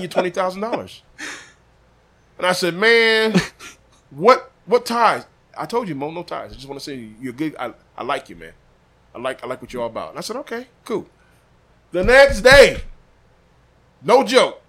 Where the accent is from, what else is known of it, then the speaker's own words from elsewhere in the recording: Des Moines, Iowa, United States; I'm from Iowa